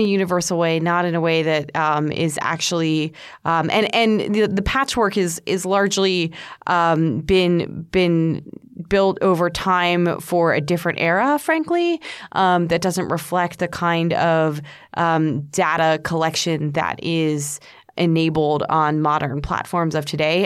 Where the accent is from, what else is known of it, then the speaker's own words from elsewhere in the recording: United States; I'm an American